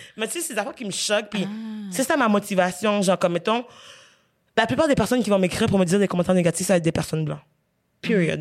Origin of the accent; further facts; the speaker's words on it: Quebec, Canada; on est québécois, même si on n'est pas blanc.